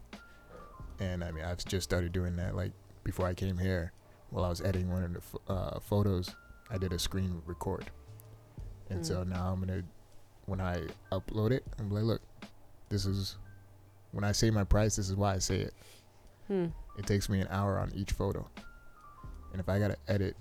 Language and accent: English; Bridgeport, Connecticut, United States; born and raised in Bridgeport.